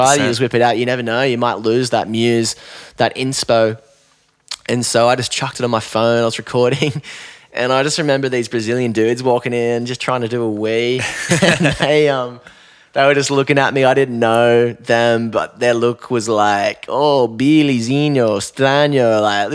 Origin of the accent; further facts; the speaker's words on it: Newcastle, New South Wales, Australia; moved away as an adult; also born or lived in Chicago; now in Lennox Head, Australia; growing up in Newey